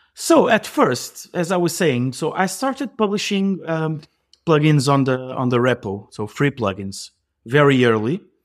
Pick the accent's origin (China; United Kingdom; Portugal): Portugal; I'm from Portugal. I live, um, across the river from Lisbon